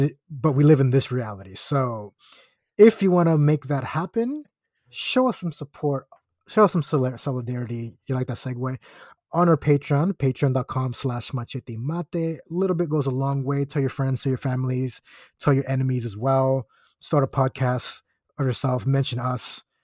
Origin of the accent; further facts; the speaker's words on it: Aguadilla, Puerto Rico; moved away; also born or lived in Florida; my hometown of Aguadilla